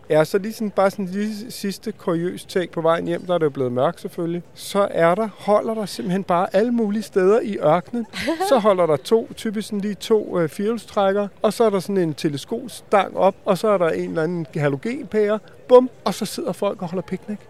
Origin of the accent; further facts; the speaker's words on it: Denmark; vi er fra Danmark